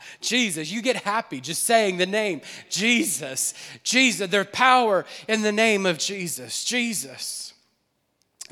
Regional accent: New Orleans, Louisiana, United States; We're from New Orleans

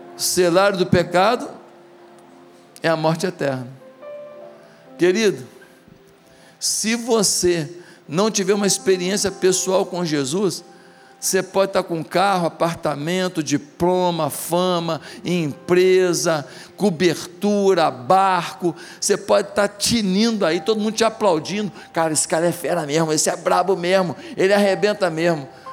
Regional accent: Marechal Hermes, Rio de Janeiro, Brazil; Quando eu era pequeno, lá em Marechal Hermes, do lado da igreja

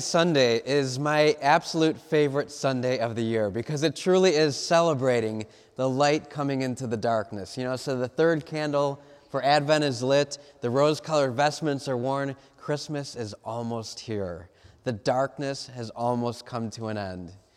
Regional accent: Cleveland, Ohio, United States; I'm from Cleveland

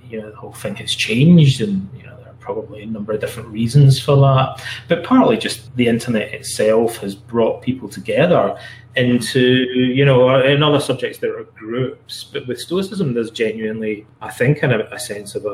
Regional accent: Scotland, United Kingdom; also born or lived in London, England; now in Canada; I'm from Scotland originally.

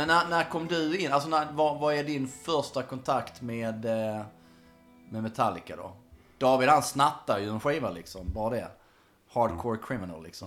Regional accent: Munka-Ljungby, Skåne, Sweden; i lilla Munka Ljungby där jag växte upp

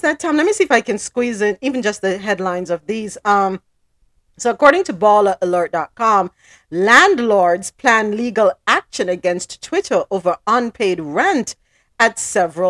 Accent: Jamaica; I'm Jamaican

